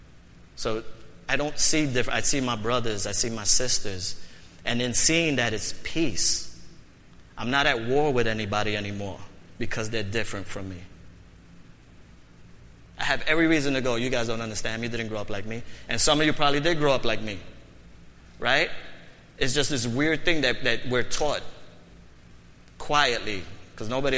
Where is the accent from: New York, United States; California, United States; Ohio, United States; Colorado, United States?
New York, United States; New York City; I was born and raised in the Bronx